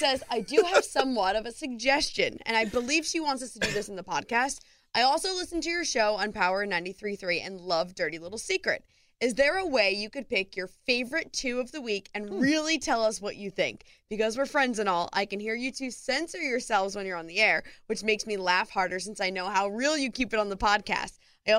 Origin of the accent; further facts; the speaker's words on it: Florida, United States; from South Florida.